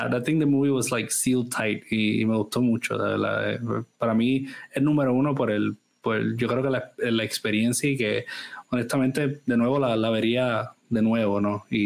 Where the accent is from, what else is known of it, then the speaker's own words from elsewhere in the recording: Germany; now in France; no vamos a hablar francés porque vivimos en Francia y no, hablamos alemán porque yo soy alemana, solo hablamos inglés como un middle ground.